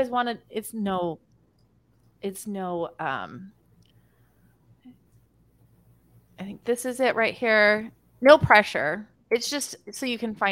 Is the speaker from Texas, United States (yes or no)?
yes; Texas and Utah, United States; born and raised in Texas and Utah